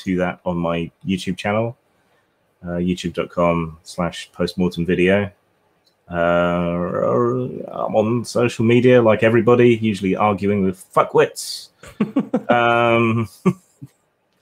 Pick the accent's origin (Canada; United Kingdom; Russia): United Kingdom; England; I'm English.